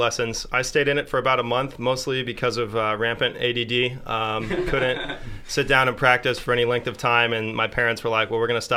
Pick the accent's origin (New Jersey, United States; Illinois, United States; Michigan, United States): Illinois, United States; Alton; moved away; I'm from Alton, Illinois.